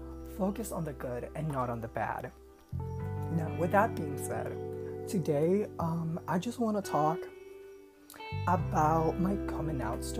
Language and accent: English; Puerto Rico; I'm from Puerto Rico, so if my accent is a little annoying, that's why.